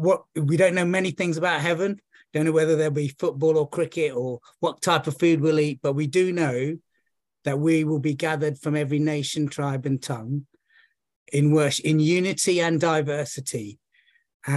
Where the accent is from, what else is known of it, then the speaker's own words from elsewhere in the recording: London, United Kingdom; I'm of Sri Lankan Tamil ethnicity, but I was born and brought up in London, and one of the challenges growing up was I British, was I Sri Lankan